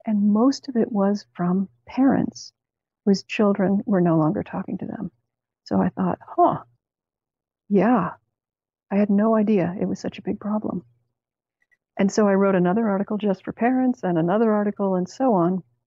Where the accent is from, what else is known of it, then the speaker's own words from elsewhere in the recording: Canada; from Canada, where I grew up